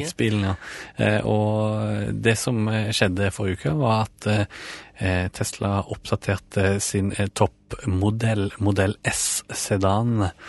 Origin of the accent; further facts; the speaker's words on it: Ålgård, Rogaland, Norway; now in Oslo, Norway; jeg søkte hjem til Ålgård, der jeg er fra, da, fra Oslo.